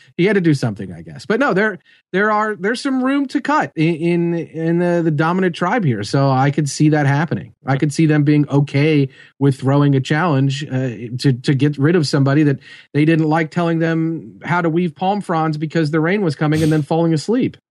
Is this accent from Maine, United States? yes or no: no; Melbourne, Kentucky, United States; I am from Melbourne, Kentucky